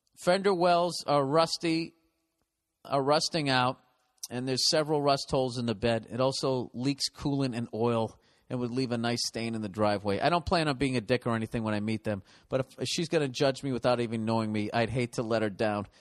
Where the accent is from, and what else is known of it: Boston, Massachusetts, United States; accent: Boston